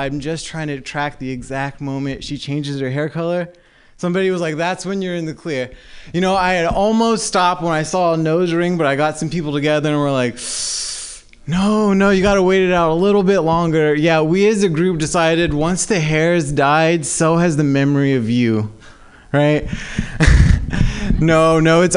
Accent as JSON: {"language": "English", "region": "Southern California", "country": "United States", "moved": "yes", "lives_now": "San Francisco Bay Area, United States", "said": "I'm actually from Southern California"}